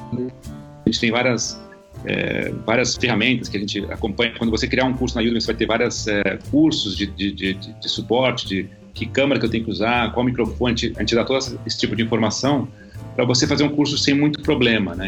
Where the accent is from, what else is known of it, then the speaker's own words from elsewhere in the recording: Brazil; como brasileiro